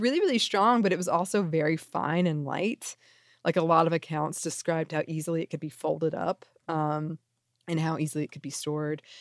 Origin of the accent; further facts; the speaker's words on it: the South, United States; I'm from the South